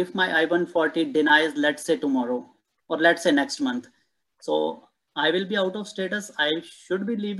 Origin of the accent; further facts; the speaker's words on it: North India, India; now in United States; I'm from North India.